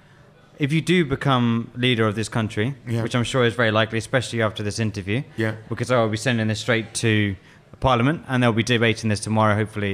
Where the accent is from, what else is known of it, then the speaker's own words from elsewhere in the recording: England, United Kingdom; Well, I'm English. I can't help. White English.